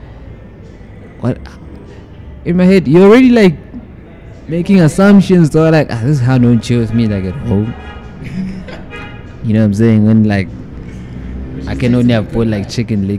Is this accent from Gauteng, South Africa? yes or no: yes; Johannesburg, Gauteng, South Africa; I'm from Winchester